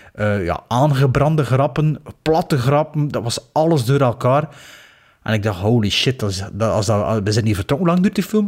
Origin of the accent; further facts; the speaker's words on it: Belgium; als Belg